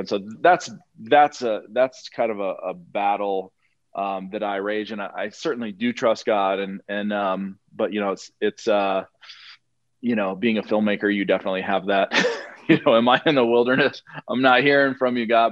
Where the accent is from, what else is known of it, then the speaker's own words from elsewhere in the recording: Montana, United States; moved away; I used to live in Montana. Uh, I was born in Montana